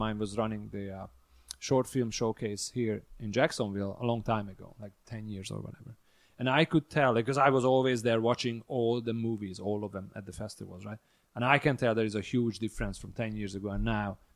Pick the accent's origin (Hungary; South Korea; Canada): Hungary; English is a second language; now in United States